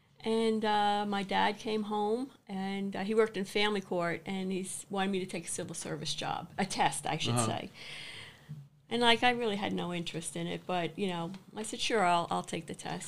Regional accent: Carle Place, New York, United States; I grew up in a town called Carl Place.

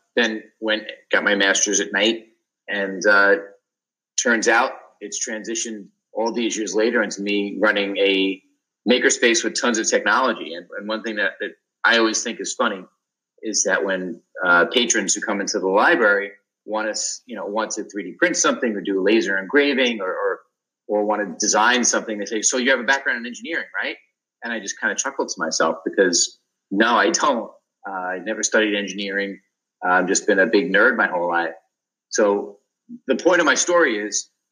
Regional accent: New York, United States; also born or lived in Boston; I'm from New York

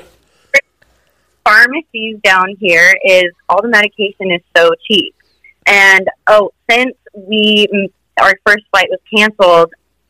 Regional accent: Utah, United States; We're from Utah, and so now I'm Utah around here for people.

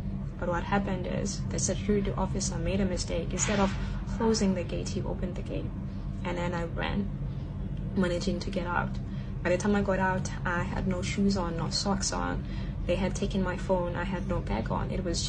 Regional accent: South Africa; English is a second language; now in Shanghai, China; I'm from South Africa. I'm currently based in Shanghai, China, and I work as a kindergarten teacher.

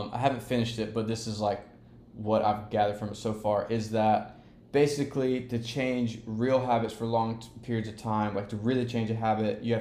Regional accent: LaGrange, Georgia, United States; accent: Southern twang; moved away; also born or lived in Columbus, Georgia; we grew up in LaGrange, Georgia

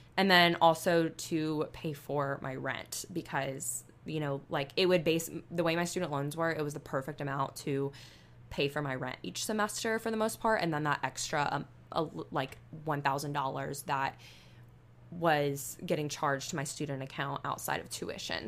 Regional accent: Northwest Florida, United States; moved away as an adult; also born or lived in Alabama; I grew up in Northwest Florida, which is basically, like, the equivalent of South Alabama

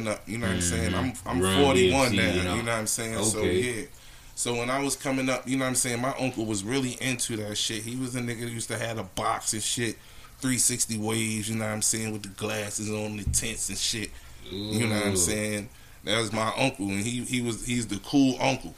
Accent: Philadelphia, Pennsylvania, United States; moved away; when I went back to Philly.

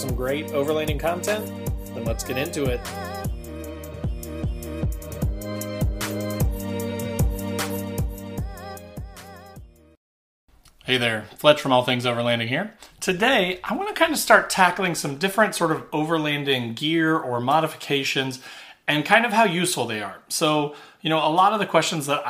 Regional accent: Indiana, United States; I'm from Indiana. We don't get nearly as much snow down here

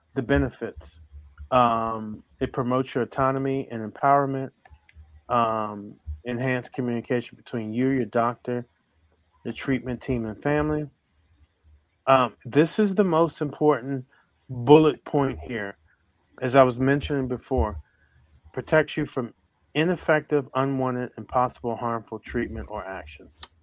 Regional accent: Baltimore, Maryland, United States; I grew up in Baltimore

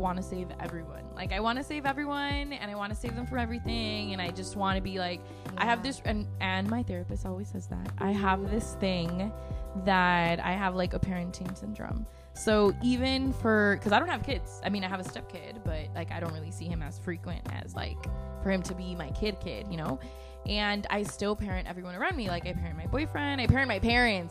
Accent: Monterrey, Nuevo León, Mexico; moved away as an adult; also born or lived in Chicago / Laredo; So I was born in Chicago, raised in Monterrey, and then I moved to Laredo in 2016.

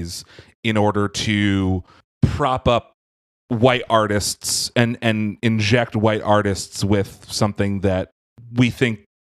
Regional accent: Philadelphia, Pennsylvania, United States; which is my hometown area

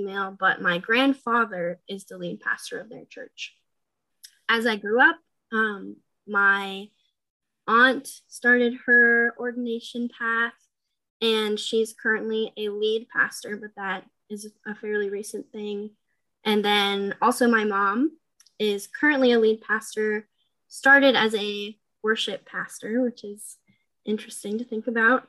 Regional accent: New Hampshire, United States; moved away as an adult; now in Ohio, United States; I was born and raised in New Hampshire

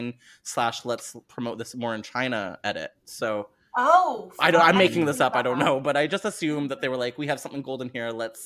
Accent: Canada; I'm Canadian.

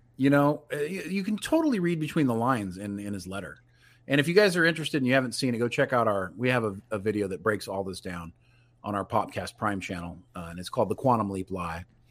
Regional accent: California, United States; I was from California

